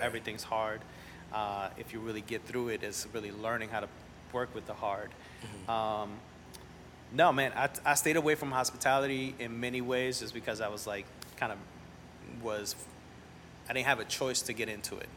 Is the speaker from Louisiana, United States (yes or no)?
yes; New Orleans, Louisiana, United States; also born or lived in Nicaragua / Mexico City / Montreal / El Salvador; I grew up in New Orleans